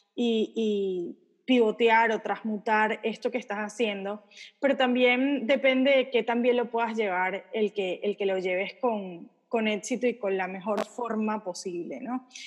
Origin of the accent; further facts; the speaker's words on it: Venezuela; moved away; yo soy venezolana, viví en un país donde de repente salías a trabajar y no sabías si ibas a poder volver a tu casa